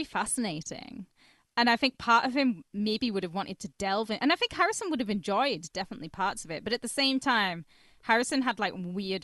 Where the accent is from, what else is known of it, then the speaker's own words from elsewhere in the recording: Cumbria, North West England, United Kingdom; I grew up in Cumbria as well. I've got a lot of Cumbrian slang